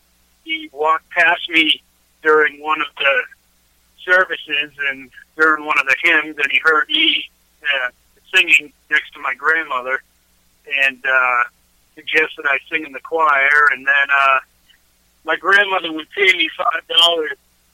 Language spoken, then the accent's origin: English; West Palm Beach, Florida, United States; And I was born in West Palm Beach, Florida. And I was there for quite a while. I moved around a lot, though.